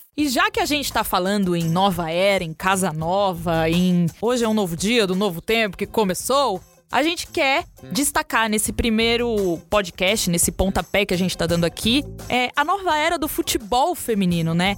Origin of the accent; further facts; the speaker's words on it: Brazil; A gente é brasileiro